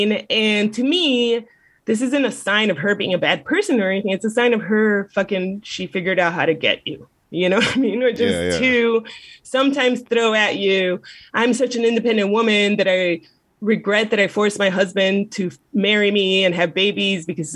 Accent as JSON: {"language": "English", "town": "Miami", "region": "Florida", "country": "United States", "said": "as a Southerner, sort of, myself, from Miami"}